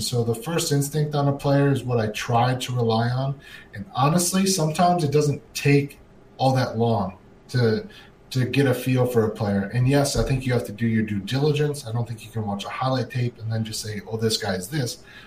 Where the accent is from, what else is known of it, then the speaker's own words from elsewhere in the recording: Minnesota, United States; I grew up in Minnesota